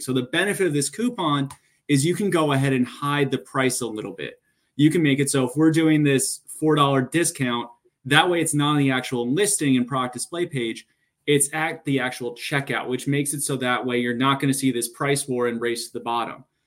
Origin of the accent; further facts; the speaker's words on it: New York, United States; moved away as an adult; also born or lived in New Jersey; now in Boston, United States; born and raised in New York